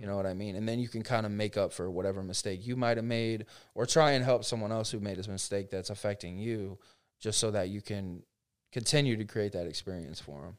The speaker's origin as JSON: {"language": "English", "town": "Frostburg", "region": "Maryland", "country": "United States", "tie": "born or raised there", "also_born_or_lived": "Ohio", "moved": "as an adult", "lives_now": "Orlando, United States", "said": "I grew up in Frostburg, so very small town"}